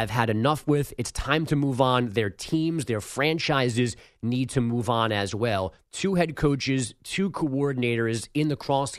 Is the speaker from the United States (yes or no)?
yes; New York, United States; I'm a New Yorker